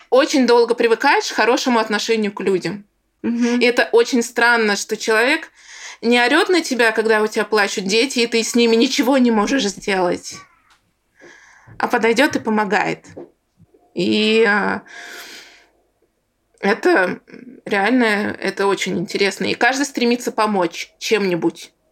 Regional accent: Bashkortostan, Russia; что я росла в Башкирии, что я татарка, что у меня там восточная внешность.

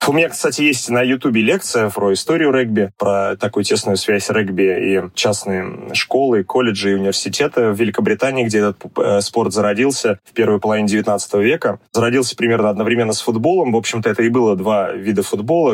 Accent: Zelenograd, Moscow, Russia; Я родился и вырос э, в Зеленограде

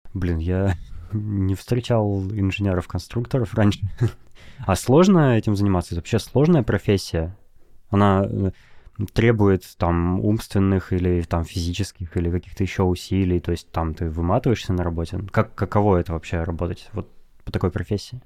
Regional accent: Novosibirsk, Novosibirsk Oblast, Russia; я из Новосибирска

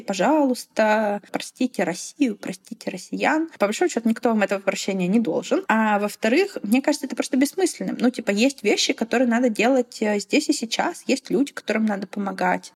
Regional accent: Belarus; moved away

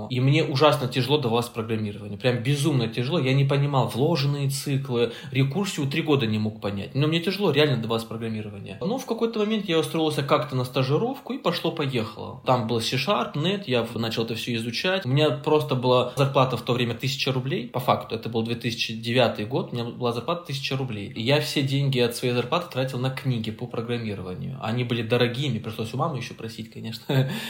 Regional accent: Caucasus, Russia; Мама сказала, что, ну, типа, я с, с Кавказа, и у нас как бы принято слушать своих родителей.

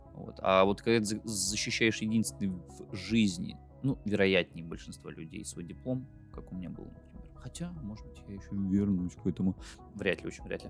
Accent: Belarus; я из Беларуси, мы живем в Беларуси

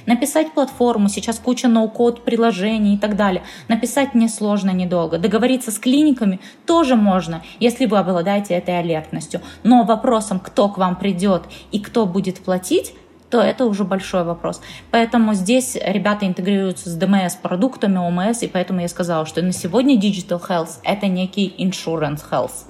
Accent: Perm, Perm Krai, Russia; я сама из Перми

